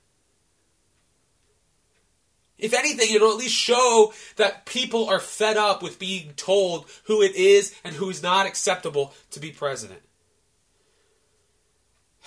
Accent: United States; as an American

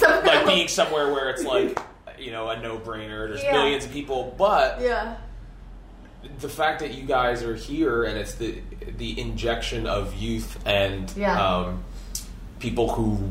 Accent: Philadelphia, Pennsylvania, United States; moved away as an adult; also born or lived in Lansdale, Pennsylvania; now in Royersford, United States; I grew up in Northeast Philadelphia.

